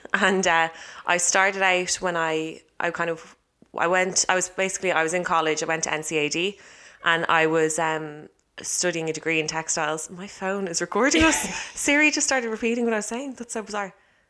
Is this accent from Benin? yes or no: no; Ireland; I got the label of being an Irish model.